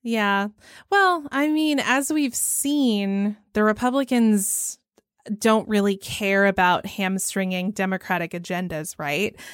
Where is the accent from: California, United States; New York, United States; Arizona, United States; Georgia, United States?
Georgia, United States; I'm from Georgia